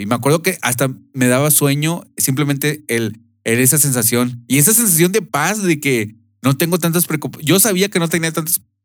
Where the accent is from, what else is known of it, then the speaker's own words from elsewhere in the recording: Monterrey, Nuevo León, Mexico; moved away as an adult; also born or lived in United States; nosotros somos de Monterrey, pero hemos vivido en otras partes de, eh, de, México y, Estados Unidos